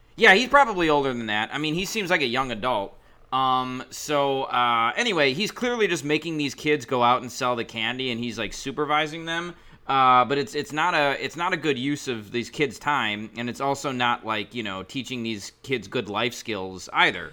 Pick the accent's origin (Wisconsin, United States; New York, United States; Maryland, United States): Wisconsin, United States; Milwaukee; I'm from Milwaukee